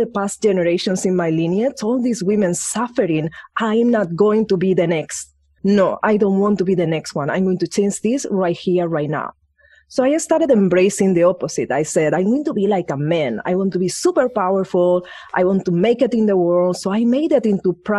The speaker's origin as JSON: {"language": "English", "country": "Spain", "tie": "born or raised there", "moved": "yes", "said": "I grew up in Spain"}